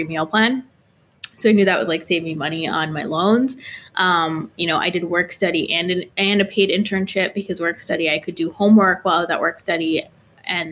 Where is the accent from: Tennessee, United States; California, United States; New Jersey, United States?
New Jersey, United States; Jersey City; also born or lived in New York City; I grew up in Jersey City, New Jersey